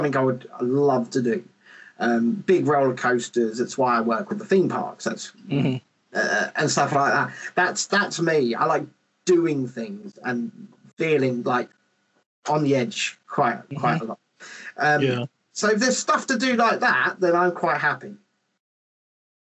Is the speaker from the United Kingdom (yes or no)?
yes; England, United Kingdom; Especially as an English person